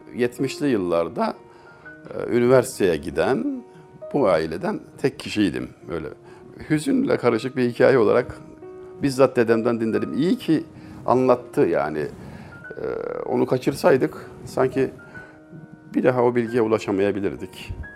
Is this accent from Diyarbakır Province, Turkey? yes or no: no; Çameli, Denizli, Turkey; moved away as an adult; also born or lived in Istanbul; now in Ankara, Turkey; 1961 yılında doğduğum hususu tevatürle sabit. Ben bilmiyorum tabi. Şubat ayıymış. Denizli'nin Çameli ilçesi en küçük ilçedir.